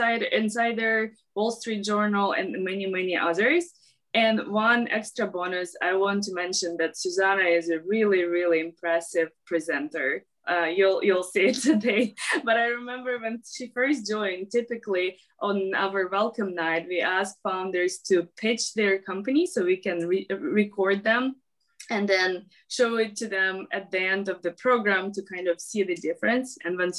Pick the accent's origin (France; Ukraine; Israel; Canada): Ukraine; I'm actually from Ukraine